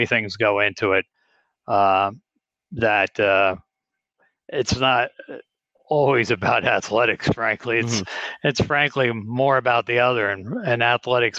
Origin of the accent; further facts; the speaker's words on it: Brick Township, New Jersey, United States; also born or lived in Ocean County, New Jersey; where I grew up in Bricktown. I live in Lenoka Harbor now. So I'm from that region.